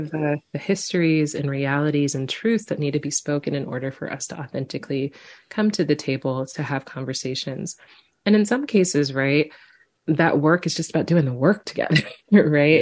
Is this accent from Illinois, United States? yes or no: yes; Quincy, Illinois, United States; a little black girl growing up in Quincy, Illinois